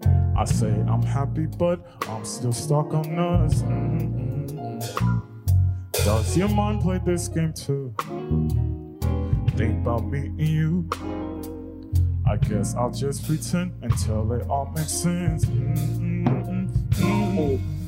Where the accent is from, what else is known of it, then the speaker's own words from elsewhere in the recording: Long Beach, California, United States; I'm from Long Beach, California